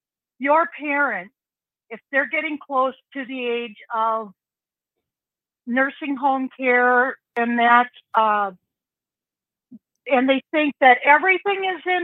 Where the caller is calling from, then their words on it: Wisconsin, United States; I'm calling from Wisconsin.